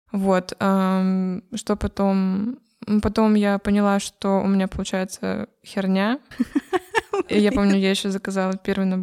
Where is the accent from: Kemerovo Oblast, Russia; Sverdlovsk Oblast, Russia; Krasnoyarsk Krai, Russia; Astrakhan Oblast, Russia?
Krasnoyarsk Krai, Russia; Krasnoyarsk; Сибирь, э, Кемеровская область. Я с Красноярска.